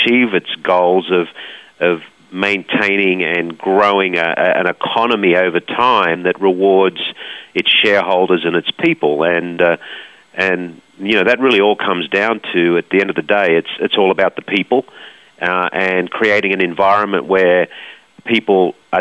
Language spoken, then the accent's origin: English; Australia; Us Aussies just always hard-nosed. I think we know what a good life is in Australia